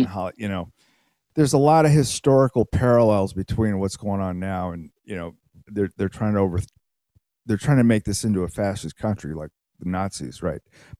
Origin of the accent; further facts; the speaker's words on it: United States; also born or lived in Canada; I'm from the States.